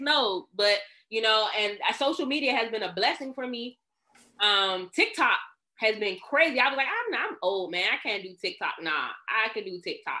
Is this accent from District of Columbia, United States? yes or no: yes; Washington, District of Columbia, United States; I'm from Northeast DC, baby. You know, I'm from, I'm the pride of Capitol Hill